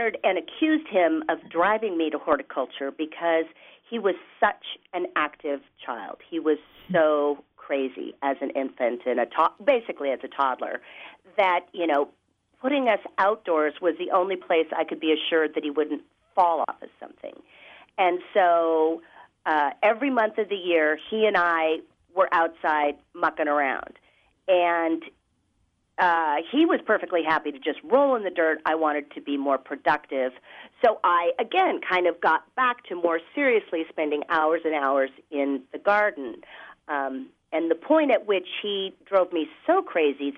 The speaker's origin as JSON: {"language": "English", "town": "Seattle", "region": "Washington", "country": "United States", "tie": "born or raised there", "said": "growing up in Seattle"}